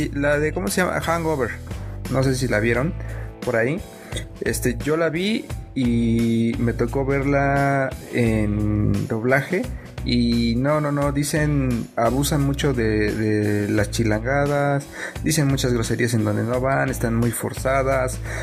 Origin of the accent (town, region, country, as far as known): Mexico